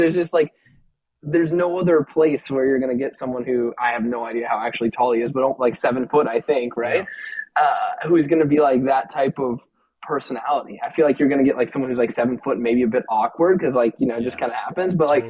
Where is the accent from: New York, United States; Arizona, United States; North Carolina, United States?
Arizona, United States; I'm from Arizona